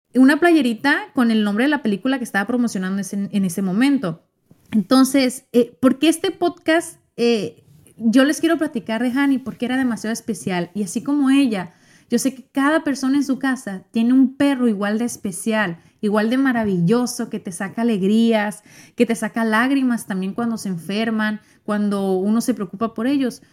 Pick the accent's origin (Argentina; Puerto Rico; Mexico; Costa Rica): Mexico; yo soy mexicana